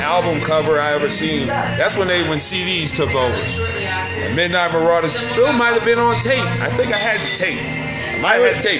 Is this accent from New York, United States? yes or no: yes; Troy, New York, United States; born or raised there